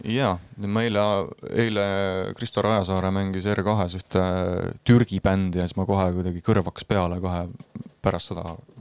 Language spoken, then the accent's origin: Estonian; Estonia; first language Estonian